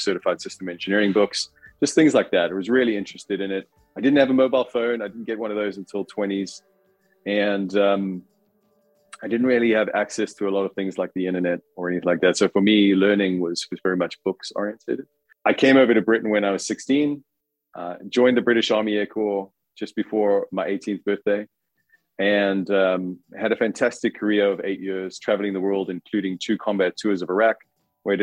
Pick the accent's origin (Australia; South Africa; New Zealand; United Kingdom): South Africa; moved away; I'm from South Africa. So I grew up there